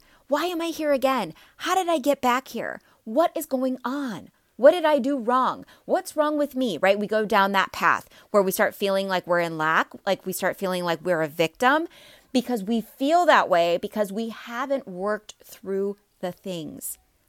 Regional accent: Midwest, United States; I've lived all over the place, but I'm from the Midwest, so I say soda and pop, okay?

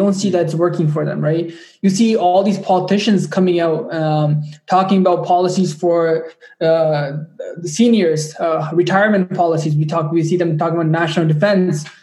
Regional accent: Ajax, Ontario, Canada; my hometown of Ajax, Ontario

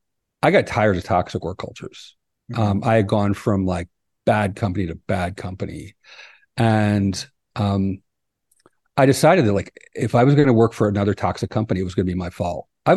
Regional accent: East Coast, United States; now in Oaxaca, Mexico; But I'm not from here. I'm originally from the East Coast of the United States and lived all over.

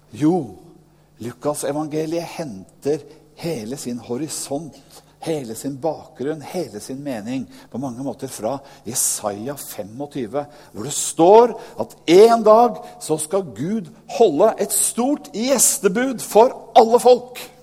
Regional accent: Norway; jeg nordmann selv

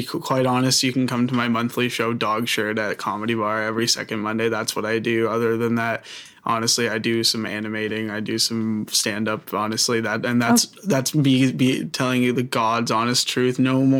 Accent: Woodstock, Ontario, Canada; now in Toronto, Canada; I'm from Woodstock, Ontario, the dairy capital of Ontario, Canada. Mm. Also the OxyContin capital of Ontario, Canada. Mm. I'm 21 years old. I'm so happy. I live in Toronto

